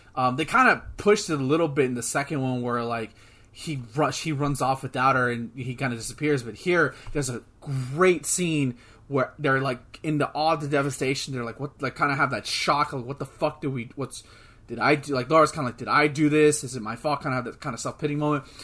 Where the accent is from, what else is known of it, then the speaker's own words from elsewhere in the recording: United States; We're American